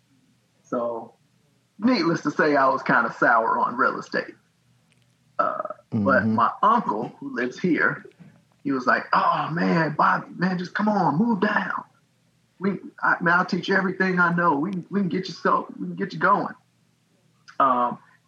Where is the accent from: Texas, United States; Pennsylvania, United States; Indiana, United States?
Indiana, United States; moved away; I'm not from here. I'm from Indiana.